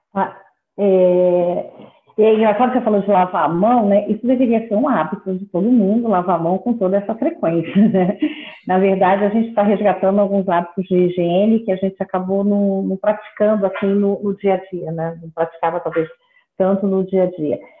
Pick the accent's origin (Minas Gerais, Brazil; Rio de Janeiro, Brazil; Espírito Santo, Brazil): Rio de Janeiro, Brazil; Eu sou carioca